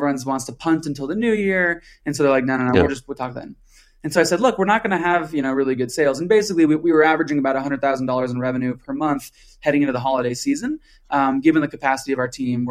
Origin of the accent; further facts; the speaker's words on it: Colorado, United States; I'm from Colorado